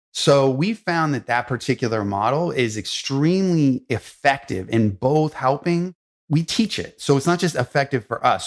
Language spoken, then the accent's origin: English; Los Angeles, California, United States; I grew up in Hollywood, in Los Angeles